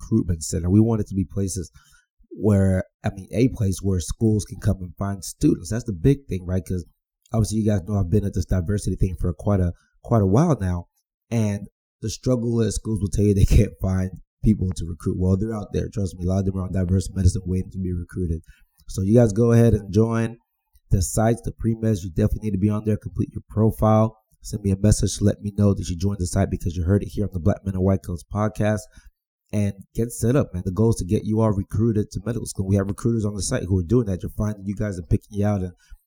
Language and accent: English; Texas, United States; I'm from Texas. I say y'all